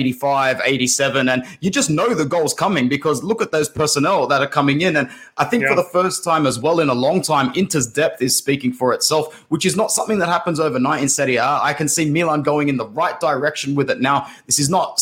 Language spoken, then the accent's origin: English; Sydney, New South Wales, Australia; I'm from Sydney, Australia.